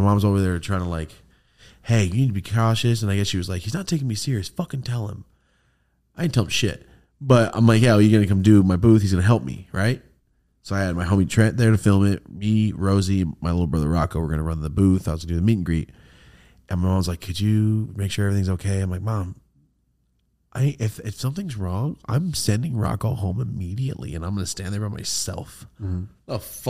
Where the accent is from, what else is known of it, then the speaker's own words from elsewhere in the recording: Merced, California, United States; moved away; I had my first meet and greet, my hometown meet and greet ever in Merced.